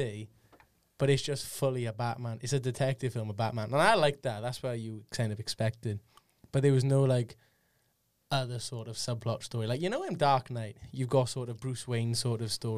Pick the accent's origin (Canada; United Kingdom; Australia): United Kingdom; Wales; As a Welshman